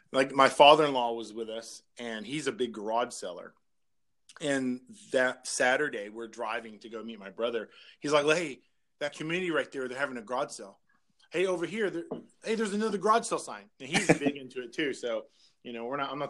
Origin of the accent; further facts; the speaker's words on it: Orange County, Southern California, United States; moved away as an adult; now in Las Vegas, United States; I grew up in Orange County.